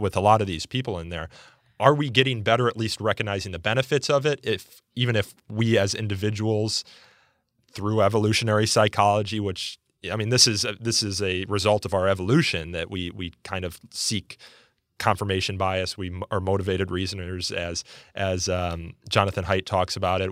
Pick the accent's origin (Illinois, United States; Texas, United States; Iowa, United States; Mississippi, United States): Illinois, United States; suburban Chicago; my community in suburban Chicago